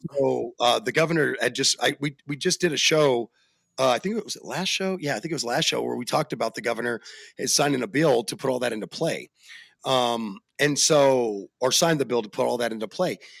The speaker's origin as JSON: {"language": "English", "region": "Arizona", "country": "United States", "said": "I am from Arizona"}